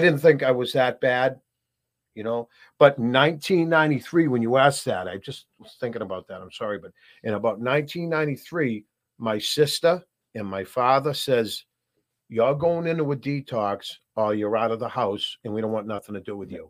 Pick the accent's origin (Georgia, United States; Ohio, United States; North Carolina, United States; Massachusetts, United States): Massachusetts, United States; Burlington; I grew up in Burlington, Mass